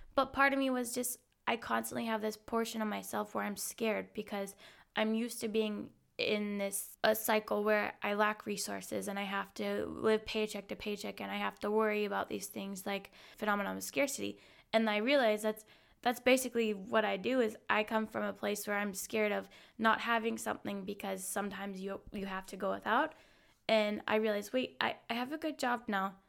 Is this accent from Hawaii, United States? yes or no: yes; Hawaii, United States; moved away as an adult; now in Munich, Germany; I'm originally from Hawaii, and I've been living in Munich, Germany since about, well, five years this week.